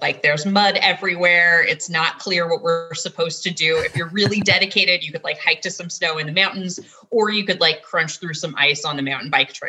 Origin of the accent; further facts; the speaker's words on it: Pacific Northwest, United States; also born or lived in Four Corners region / Navajo Nation / Durango, Colorado; now in Salt Lake City, United States; I'm originally from the Pacific Northwest. And then I spent some time in the Four Corners region on the Navajo Nation and in Durango, and most recently landed up here.